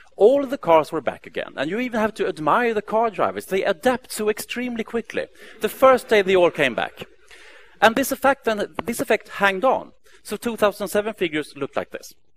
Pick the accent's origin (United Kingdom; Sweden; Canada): Sweden; Stockholm, Stockholm County; Stockholm, my hometown